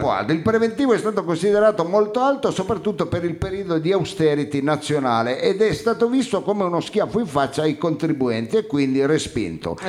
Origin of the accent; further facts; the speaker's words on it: Turin, Piedmont, Italy; Io sono di Torino